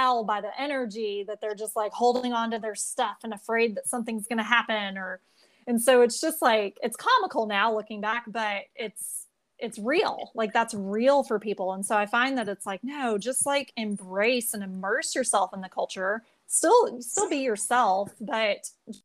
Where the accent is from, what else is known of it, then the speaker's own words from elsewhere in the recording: United States; since we're American